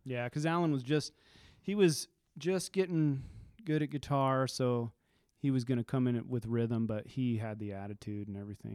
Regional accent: Carson City, Nevada, United States; also born or lived in Caliente, Nevada / Ely, Nevada / McGill, Nevada; now in Reno, United States; Grew up in Ely or McGill and then moved to Carson, but I was in Carson most of my life till I moved to Reno about twenty years ago.

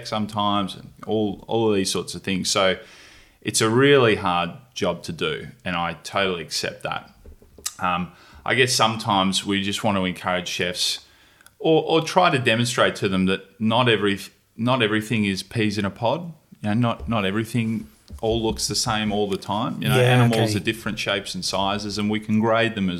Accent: Tasmania, Australia; I was born in Tassie. Dad's a farmer

